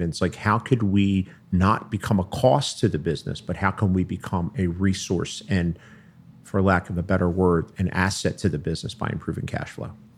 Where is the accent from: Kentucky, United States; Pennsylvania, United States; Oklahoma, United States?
Pennsylvania, United States; Philadelphia; moved away as an adult; also born or lived in South Jersey; now in Cherry Hill, United States; I grew up in, I grew up in Philly.